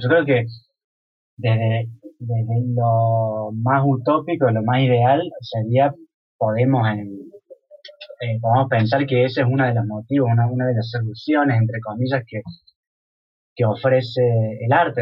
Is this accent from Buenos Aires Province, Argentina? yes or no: no; Córdoba, Argentina; now in Europe; yo me siento que vengo de, una ciudad como Córdoba